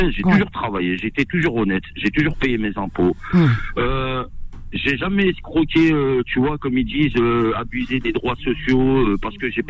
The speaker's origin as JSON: {"language": "French", "country": "France", "said": "je sens que j'ai pas ma place euh, en tant que Français"}